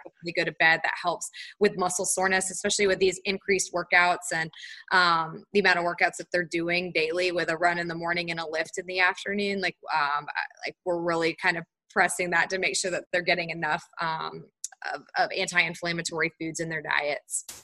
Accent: Charlotte, North Carolina, United States; also born or lived in Tallahassee, Florida; I'm from Charlotte, North Carolina, so I grew up in North Carolina

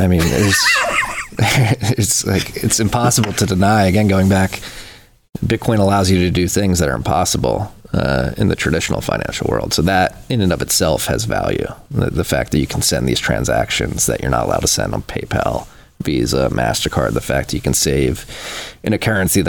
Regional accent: Philadelphia, Pennsylvania, United States; I was born in Philadelphia, and I grew up going to Catholic school in Philadelphia as well

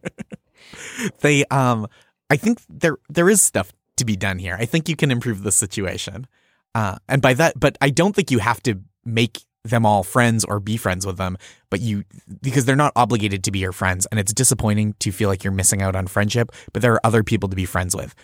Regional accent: just outside Boston, Massachusetts, United States; I grew up just outside Boston

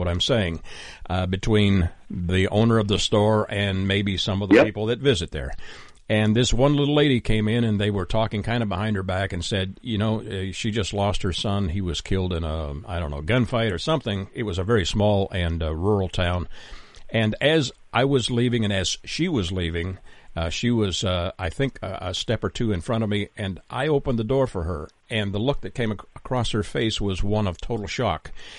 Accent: Canada; my cultural background. I'm Canadian, so we are, you know, notoriously known for being polite, even if we're not.

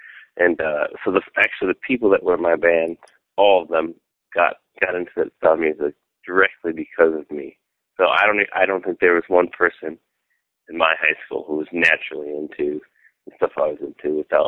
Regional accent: Fenton, Michigan, United States; I was born in Southfield, Michigan, but I was raised in Fenton, Michigan, which is a relatively small town.

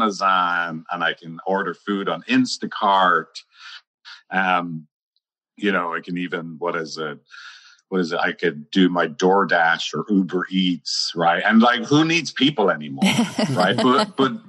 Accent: Ireland; I'm Irish

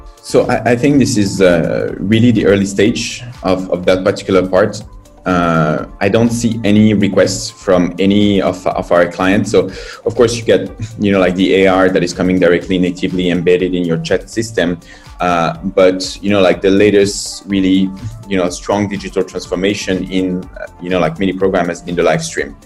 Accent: France; moved away as an adult; now in China; I'm from France

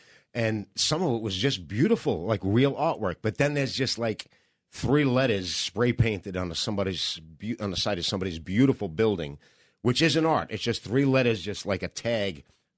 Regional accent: Staten Island, New York, United States; You know, I'm coming from Staten Island.

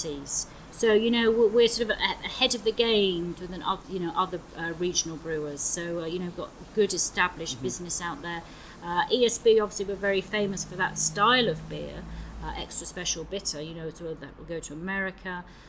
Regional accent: Bristol, South West England, United Kingdom; also born or lived in London / Edinburgh; came back to my hometown of Bristol

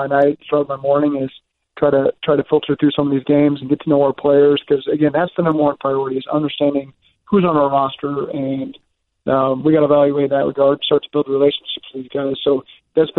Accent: Oklahoma, United States; now in Cincinnati, United States; I grew up in Oklahoma

